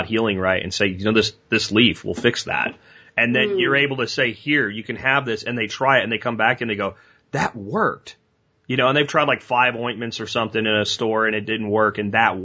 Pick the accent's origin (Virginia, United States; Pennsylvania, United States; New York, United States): Pennsylvania, United States; now in Texas, United States; I grew up in Pennsylvania, I learned about plantain from my grandfather